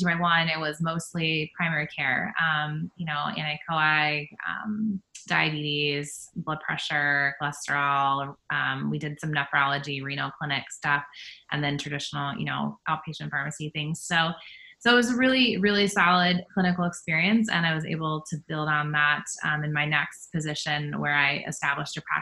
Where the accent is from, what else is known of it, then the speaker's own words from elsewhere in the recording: Harrison, Ohio, United States; also born or lived in Columbus, Ohio / Dayton, Ohio; I'm originally from Harrison, Ohio, which is on the west edge of Cincinnati area. And so, I grew up in Ohio